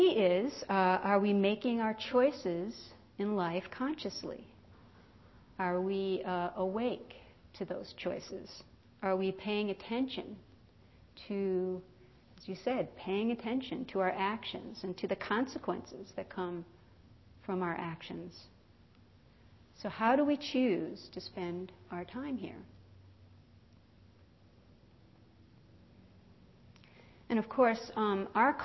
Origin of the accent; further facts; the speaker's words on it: East Coast, United States; now in California, United States; I grew up on the East Coast